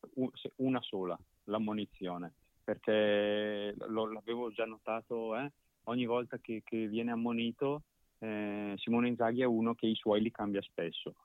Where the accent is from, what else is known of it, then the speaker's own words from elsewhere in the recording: Brescia, Lombardy, Italy; io poi da bresciano lo conoscevo